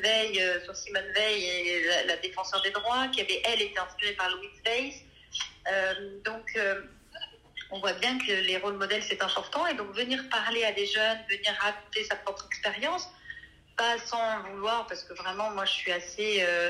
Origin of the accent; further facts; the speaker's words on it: Brittany, France; moved away; also born or lived in Corrèze; je suis bretonne